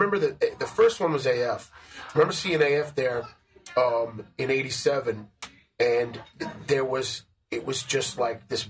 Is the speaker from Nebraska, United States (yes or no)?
no; Huntington, New York, United States; I grew up in Long Island out in Huntington